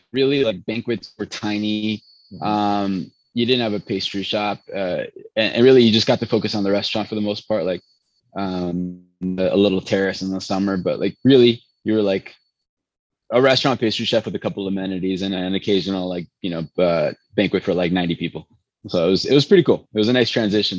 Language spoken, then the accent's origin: English; Chicago, Illinois, United States; first language Spanish; English is a second language; also born or lived in Venezuela; So family is Colombian, born in Chicago. I was actually raised in Venezuela though